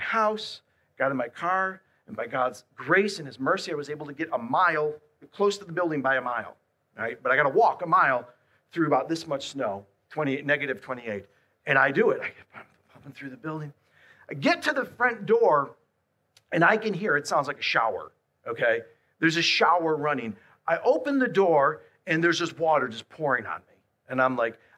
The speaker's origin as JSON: {"language": "English", "town": "Buffalo", "region": "New York", "country": "United States", "said": "I'm from Buffalo"}